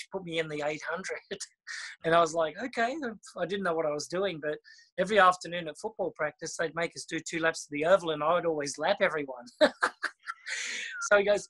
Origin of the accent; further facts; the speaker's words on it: Australia; growing up in Australia is just incredible because you're just surrounded by water